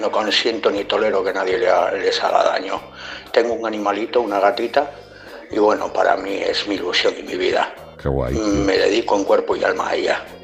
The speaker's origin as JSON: {"language": "Spanish", "town": "Gijón", "region": "Asturias", "country": "Spain", "said": "yo soy, soy una persona de Gijón"}